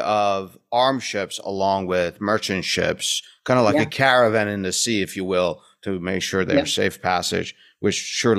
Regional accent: United States; us Americans

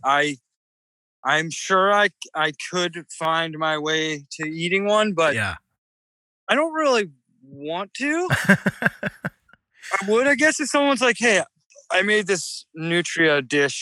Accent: United States; moved away as an adult; also born or lived in Delaware / Merrimack Valley, Massachusetts / Boston / Los Angeles; now in New Orleans, United States; the kind of blue crabs that I grew up eating in Delaware

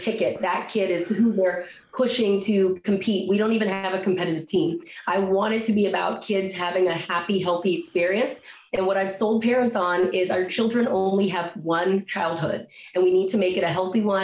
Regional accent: Silver Spring, Maryland, United States; my hometown, Silver Spring, Maryland

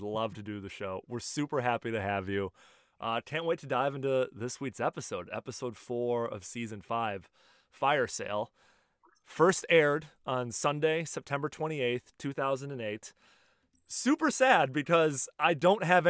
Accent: Chicago, Illinois, United States; moved away; dialing in from my hometown of Chicago, Illinois.

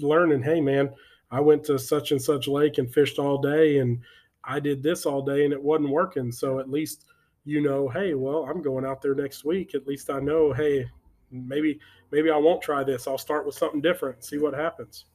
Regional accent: Texas, United States; we're from Texas

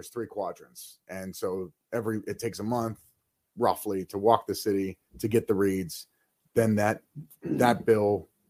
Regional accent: Texas, United States; So I came from Texas, right? There's not a lot of water in Texas

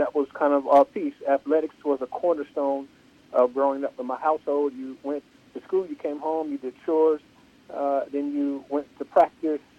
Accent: Columbus, Ohio, United States; I grew up on the south side of Columbus, went to all of the neighborhood schools

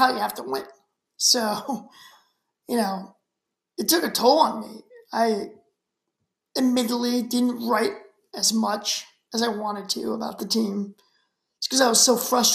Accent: Shrewsbury, Massachusetts, United States; I grew up in Shrewsbury, which is right outside of Worcester, Massachusetts

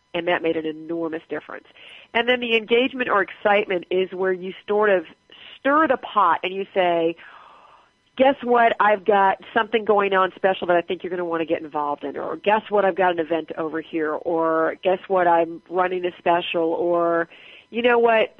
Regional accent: Southern California, United States; moved away; also born or lived in Atlanta / Groton, Massachusetts; we were both from California. She was from Northern, I was from Southern

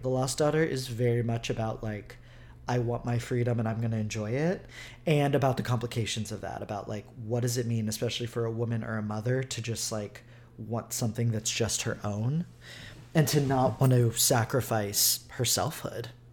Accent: Houston, Texas, United States; also born or lived in Brooklyn, New York; now in New York, United States; I come from Houston, Texas, where the synagogues would literally get into deadlocked.

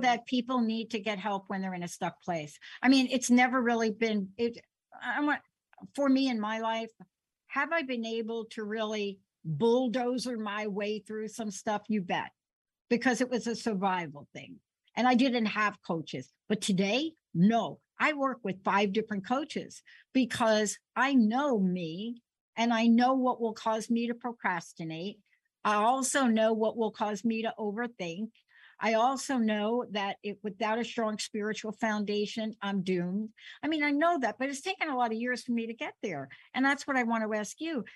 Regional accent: New York City, New York, United States; I'm a kid from the Bronx.

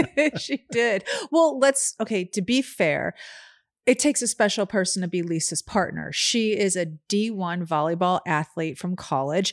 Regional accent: Chicago, Illinois, United States; Growing up in Chicago

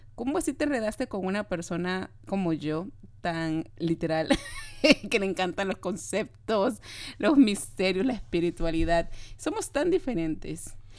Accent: Peru; yo soy de Perú, de Sudamérica

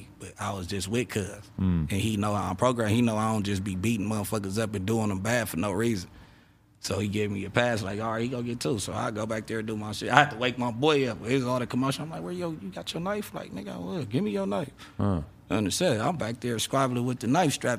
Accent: Los Angeles, California, United States; I'm from Rolling 60

